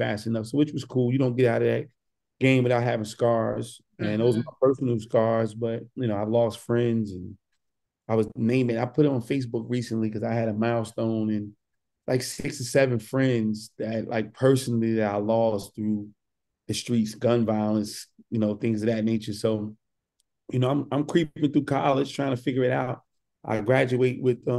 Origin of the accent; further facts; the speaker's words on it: Newark, New Jersey, United States; I'm born and raised in Newark, New Jersey